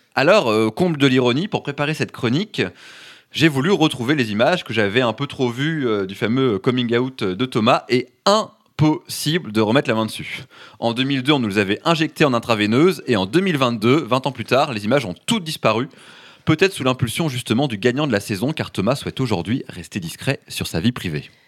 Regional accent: France; chez nous en France

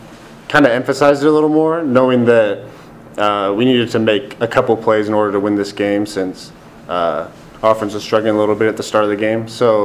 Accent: Washington, United States; moved away; I'm from Washington

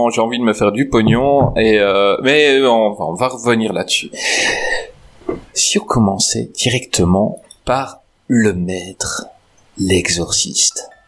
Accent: Belgium; Ah moi en Belgique on n'a pas encore inventé le métro, on se déplace à cheval.

